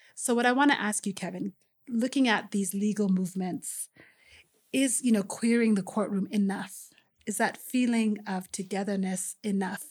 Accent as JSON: {"language": "English", "country": "Kenya", "said": "all of us who shared the space of being Kenyan"}